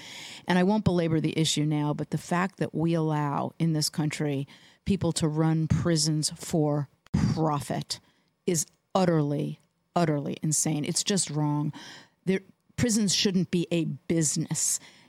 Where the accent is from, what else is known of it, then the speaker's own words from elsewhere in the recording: Los Angeles, California, United States; I grew up in Los Angeles, and that left a mark on a lot of people.